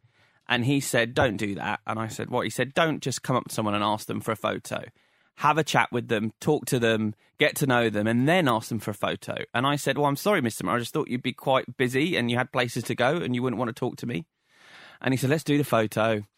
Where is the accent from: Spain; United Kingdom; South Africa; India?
United Kingdom; London; And I said, "London."